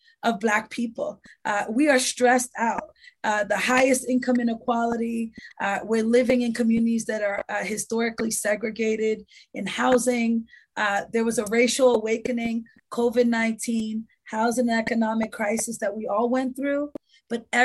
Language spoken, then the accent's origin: English; Boston, Massachusetts, United States; I grew up in the Dudley Triangle. I still live in the Dudley Triangle